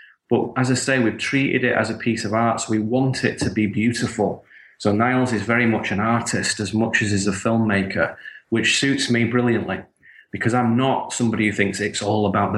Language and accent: English; the north of England, United Kingdom; Where I grew up in Northern England